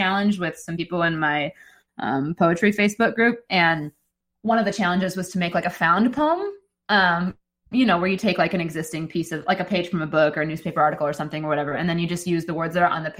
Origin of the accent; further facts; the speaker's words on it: Nashville, Tennessee, United States; a very small, very gay Episcopalian congregation here in my hometown of Nashville